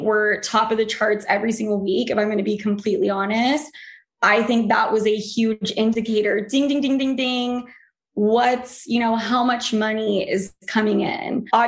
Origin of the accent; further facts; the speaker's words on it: Utah, United States; moved away; also born or lived in New York; I came from Utah.